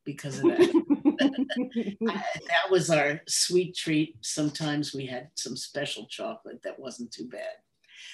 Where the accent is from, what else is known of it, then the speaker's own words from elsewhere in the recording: New York City, New York, United States; moved away as an adult; also born or lived in Michigan; I was born in the Bronx, excuse me, and lived there until I was ready for college